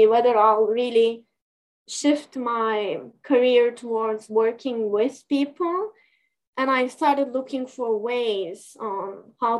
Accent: Turkey; moved away as an adult; also born or lived in New York, United States; now in Canada; either in Turkey, back in my home country, or in United States

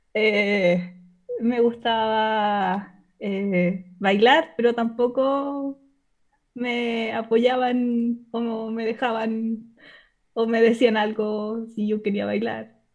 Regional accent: Chile; accent: chileno; Soy de Chile

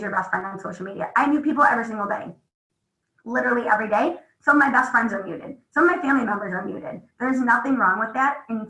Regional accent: Midwest, United States; I'm from the Midwest.

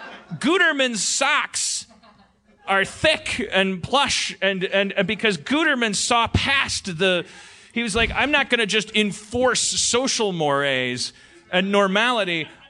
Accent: Austin, Texas, United States; I don't even know what the city is. I've never. I'm from Austin.

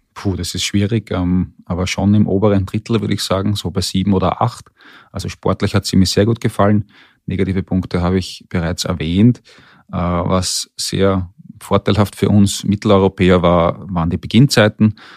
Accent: Austria; als Österreicher

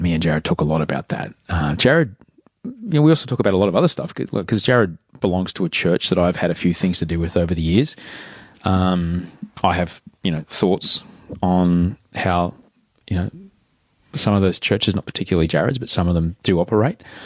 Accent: Australia; as an Australian

